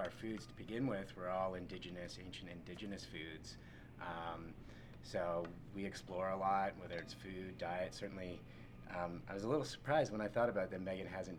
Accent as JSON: {"language": "English", "country": "Canada", "also_born_or_lived": "Los Angeles, United States", "moved": "as an adult", "lives_now": "United States", "said": "I moved to the United States from Canada. I'm originally from Canada."}